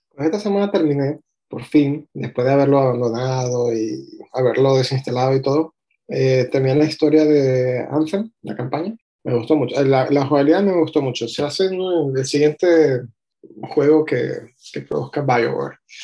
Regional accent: Venezuela; nací en Venezuela

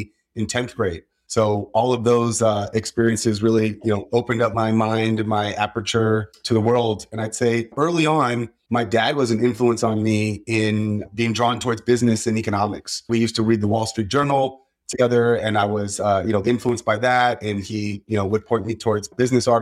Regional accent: San Francisco, California, United States; I was born and raised in San Francisco

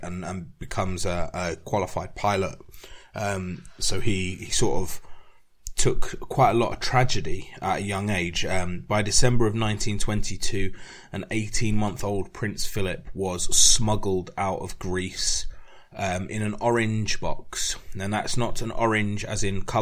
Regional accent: England, United Kingdom; being English

